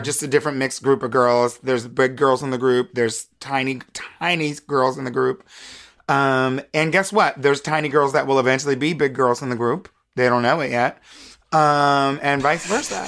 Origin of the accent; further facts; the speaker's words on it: United States; being an American woman